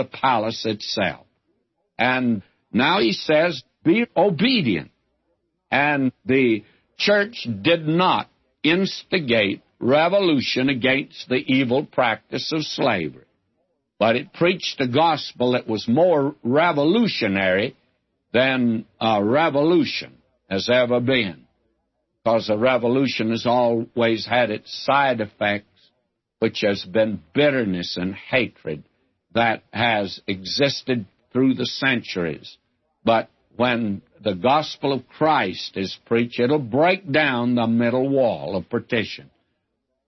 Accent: the South, United States; I'm a Southerner

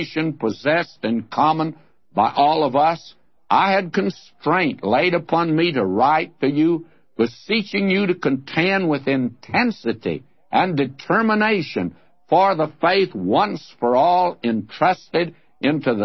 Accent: the South, United States; moved away as an adult; now in California, United States; the church that I was raised in the South

